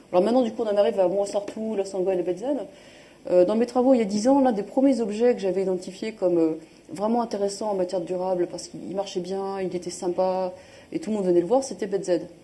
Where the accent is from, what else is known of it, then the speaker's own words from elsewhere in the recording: France; accent: franchouillard (French accent in English); j'ai plaisir à parler anglais avec mon accent qui va être un peu franchouillard